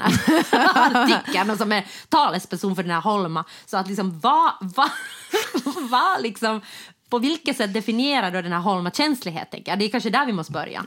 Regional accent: Jakobstad, Ostrobothnia, Finland; now in Stockholm, Sweden; Jakobstad, mm. där, mm-hmm. jag, där jag kommer ifrån

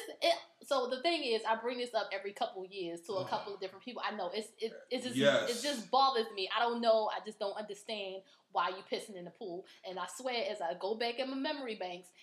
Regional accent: Baltimore, Maryland, United States; we grew up in Baltimore

